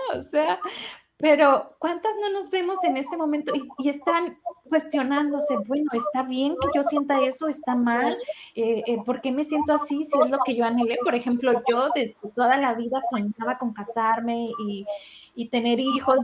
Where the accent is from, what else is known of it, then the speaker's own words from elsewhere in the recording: Sinaloa, Mexico; de donde yo soy, eh, em, en Sinaloa, somos como familias muy tradicionales